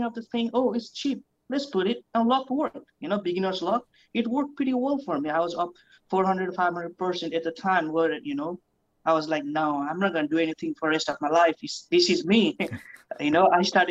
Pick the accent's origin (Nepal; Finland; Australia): Nepal; also born or lived in New Zealand; now in United States; I was born back in Nepal. So I grew up in New Zealand where I spent my six years of my life. Then I came to United States